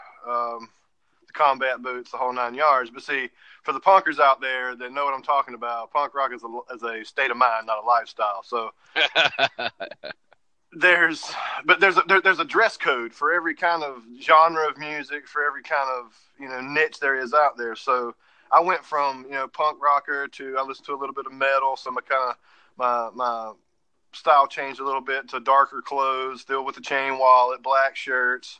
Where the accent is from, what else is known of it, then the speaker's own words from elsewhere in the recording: Myrtle Beach, South Carolina, United States; moved away as an adult; also born or lived in rural West Virginia; now in West Virginia, United States; I come from Myrtle Beach, but I moved up here for my wife's family